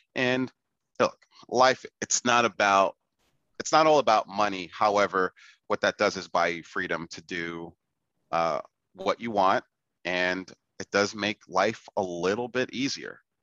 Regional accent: New York City, New York, United States; moved away; also born or lived in China; I grew up in the Bronx. Yeah. Uh, I'm born and raised in the Bronx

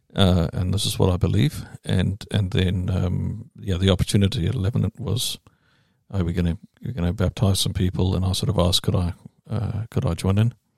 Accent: Durban, KwaZulu-Natal, South Africa; accent: English; moved away as an adult; also born or lived in England; now in New Zealand; I'm from the English part. I'm from Durban.

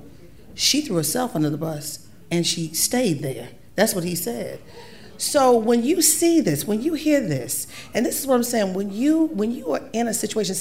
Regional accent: Baltimore, Maryland, United States; I'm from Baltimore. I'm 50 years old next month

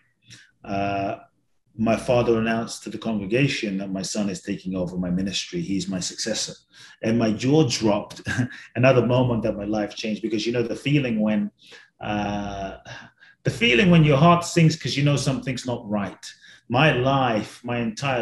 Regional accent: London, United Kingdom; growing up in London

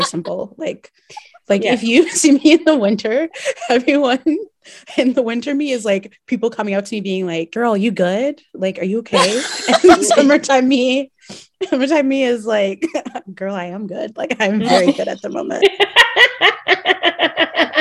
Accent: New Brunswick, Canada; moved away as an adult; also born or lived in Montreal; I grew up in New Brunswick with immigrant parents

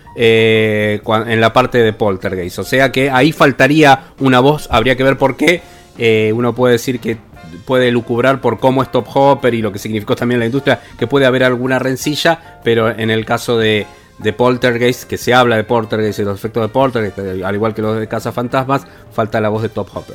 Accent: Argentina; nosotros como argentinos

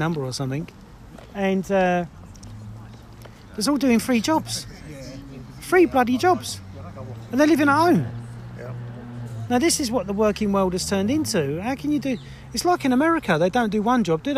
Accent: Essex, East of England, United Kingdom; I'm from Essex

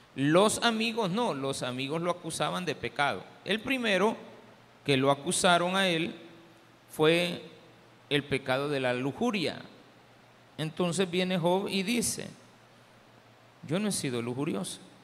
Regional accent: El Salvador; Diferentes somos los salvadoreños

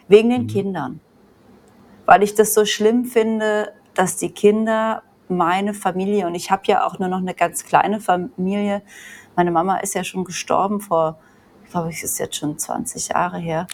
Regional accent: Germany; moved away; also born or lived in Australia / Vanuatu / Bali; man ja aus Deutschland kommt

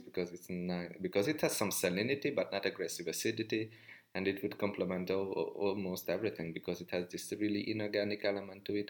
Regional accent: Hungary; I come from Hungary

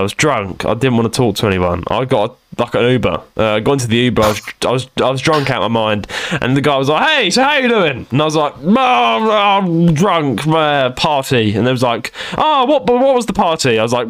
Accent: London, United Kingdom; I'm from London.

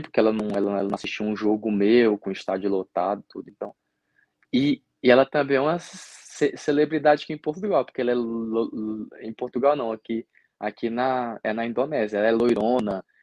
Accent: Gurupi, Tocantins, Brazil; E, e, é uma torcida que até lá no meu estado, em Gurupi, tá? eu chegava lá, parecia uma estrela.

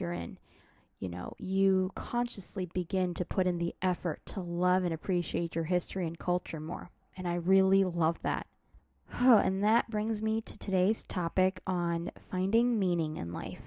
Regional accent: United States; I am Asian American

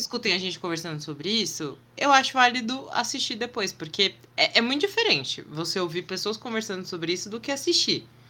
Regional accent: Brazil; a gente é brasileiro

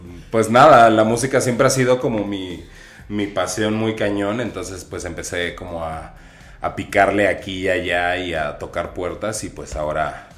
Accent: Aguascalientes, Mexico; moved away as an adult; now in Mexico City, Mexico; yo soy señorita provinciana de Aguascalientes, llegué a la Ciudad de México con la intención de ser diseñador

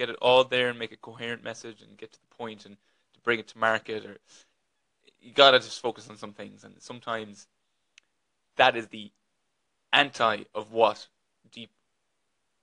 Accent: west of Ireland, Ireland; now in Dublin, Ireland; I'm just an Irish man living in Dublin, but from the west of Ireland originally

